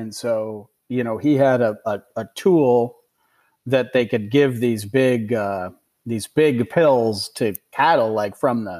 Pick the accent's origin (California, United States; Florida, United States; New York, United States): New York, United States; Ithaca; That guy's from my hometown of Ithaca, New York.